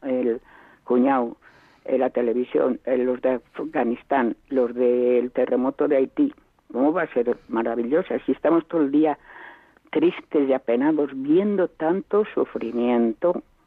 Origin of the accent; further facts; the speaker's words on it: Spain; el 95% somos españoles y nos gusta oír en castellano